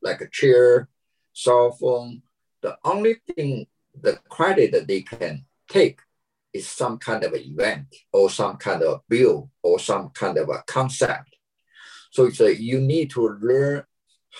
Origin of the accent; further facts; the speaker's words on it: China; moved away as an adult; now in United States; my hometown China.